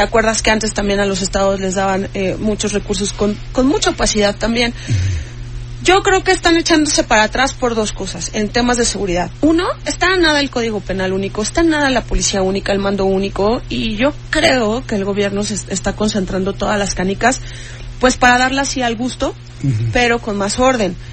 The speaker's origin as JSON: {"language": "Spanish", "country": "Mexico", "said": "como mexicanos"}